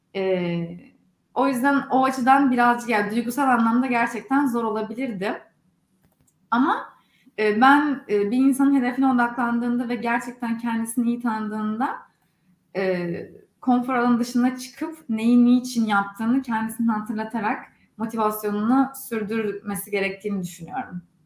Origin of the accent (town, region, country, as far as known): Istanbul, Turkey; moved away as an adult; also born or lived in Durham, North Carolina, United States; now in Silicon Valley, United States